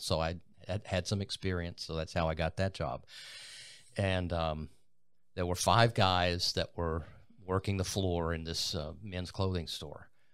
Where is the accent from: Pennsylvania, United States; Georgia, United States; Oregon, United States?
Georgia, United States; LaFayette; moved away as an adult; also born or lived in Athens, Georgia; now in Columbus, United States; my grandmother lived two blocks from the city pool in my hometown of Lafayette, Georgia